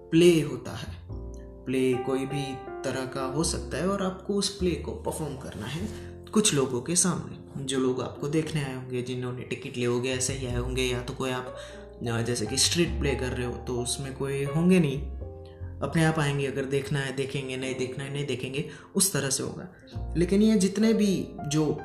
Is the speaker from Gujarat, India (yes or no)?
yes; Gujarat, India; आ, मैं गुजरात से हूँ और काम में अभी बताऊँ तो मैं एक स्टूडेंट हूँ